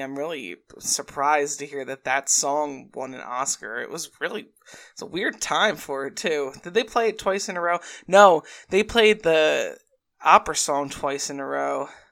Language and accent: English; New Jersey, United States; I'm also from New Jersey